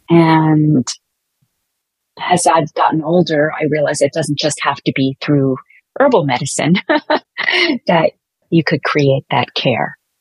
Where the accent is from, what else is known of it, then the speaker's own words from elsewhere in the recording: New York City, New York, United States; also born or lived in Catskills, New York; growing up in Brooklyn